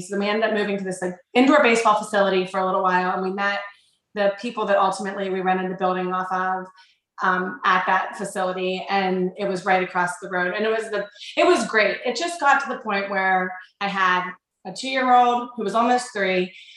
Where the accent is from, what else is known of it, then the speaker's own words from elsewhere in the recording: Connellsville, Pennsylvania, United States; also born or lived in Canonsburg, Pennsylvania; Both Mike and I grew up in um, a little town called Connellsville, Pennsylvania, which is just like an hour southeast of Pittsburgh.